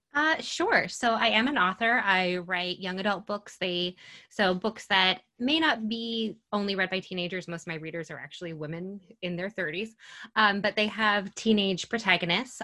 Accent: Mineville, New York, United States; I am from Mineville, New York

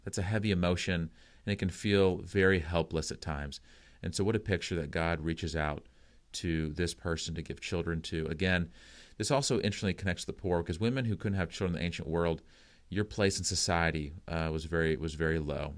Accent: United States; as an American

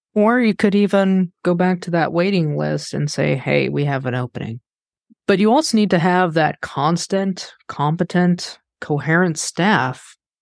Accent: Kansas, United States; I'm from Kansas

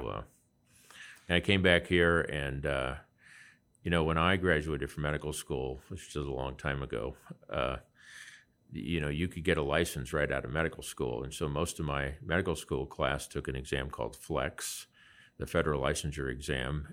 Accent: Lincoln, Nebraska, United States; I grew up in and around Lincoln, Nebraska

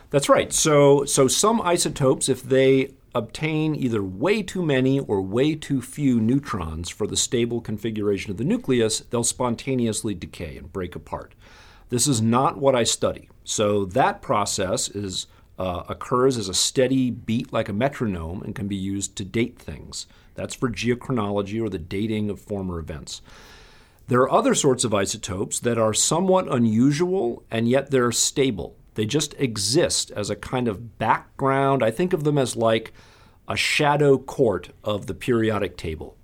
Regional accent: Madison, Wisconsin, United States; I grew up in Madison, Wisconsin

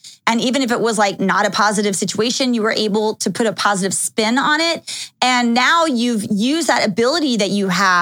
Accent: Dallas, Texas, United States; also born or lived in Los Angeles / Calabasas; now in Las Vegas, United States; when I was living in Texas, which is where I grew up, I used to tell people if they asked where I was from, I always say that I'm from Dallas, Texas.

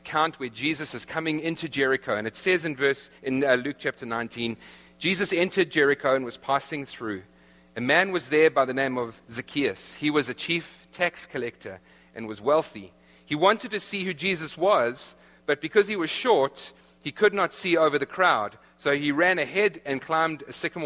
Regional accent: South Africa; accent: South African; moved away; my South African accent

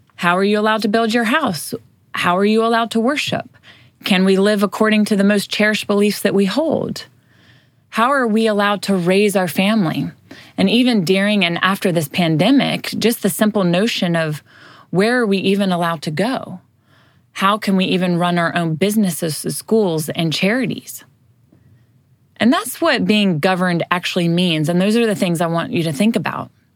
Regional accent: United States; we as Americans

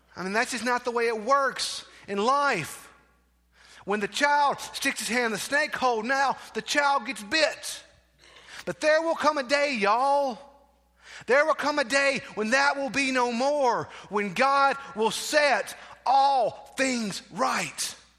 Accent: South Mississippi, United States; growing up in South Mississippi, in that southwest corner of the world

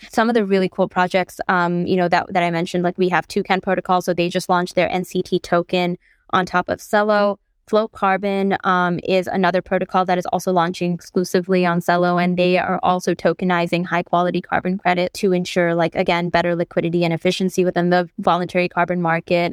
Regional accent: Bangladesh; I'm from Bangladesh

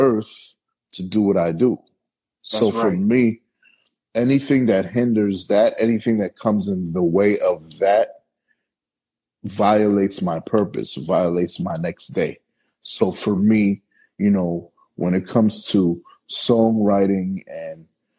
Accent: New York City, New York, United States; now in Los Angeles, United States; I'm from Brooklyn, New York. And I live in LA.

